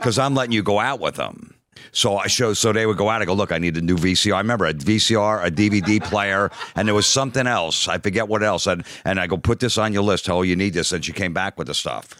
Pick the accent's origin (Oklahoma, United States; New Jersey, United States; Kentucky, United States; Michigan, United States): New Jersey, United States; I was from Jersey